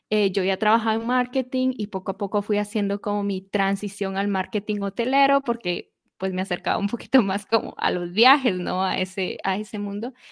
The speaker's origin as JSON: {"language": "Spanish", "country": "Guatemala", "said": "¿Qué es lo que sucedió? En 2018, el volcán explotó en mi país. Fue como a 10"}